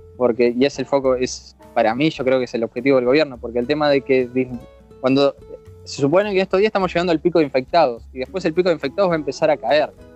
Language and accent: Spanish; Argentina; moved away as an adult; now in Vigo, Spain; soy bien argentino